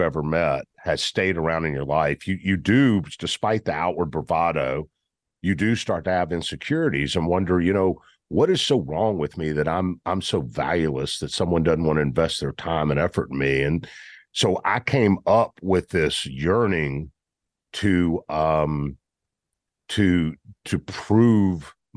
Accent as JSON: {"language": "English", "town": "Memphis", "region": "Tennessee", "country": "United States", "tie": "born or raised there", "said": "I grew up in Memphis"}